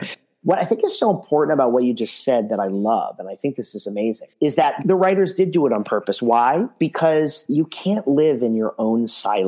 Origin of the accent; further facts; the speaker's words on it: United States; I'm proud to be an American.